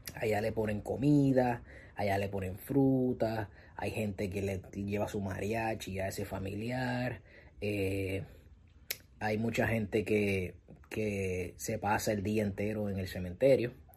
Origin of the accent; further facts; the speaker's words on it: Puerto Rico; en mi país, en Puerto Rico